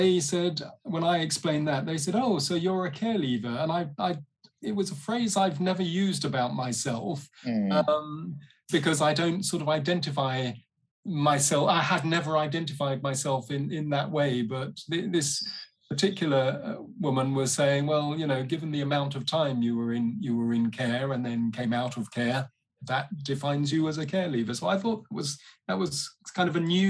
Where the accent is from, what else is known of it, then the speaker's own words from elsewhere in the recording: London, United Kingdom; also born or lived in Uganda; I was born in London. My dad was Nigerian. He's passed away now. My mum is English. She's still with us. I grew up partly in West London